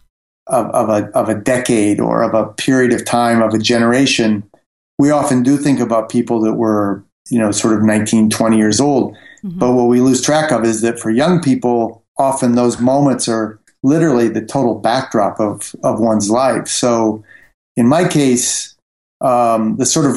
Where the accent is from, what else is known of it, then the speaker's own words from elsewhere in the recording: Fort Wayne, Indiana, United States; moved away as an adult; also born or lived in New York; now in Paris, France; I grew up in the Midwest in a mid-sized industrial city called Fort Wayne, Indiana.